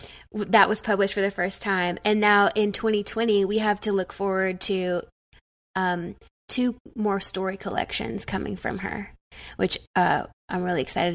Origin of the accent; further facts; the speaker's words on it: the South, United States; I'm from the South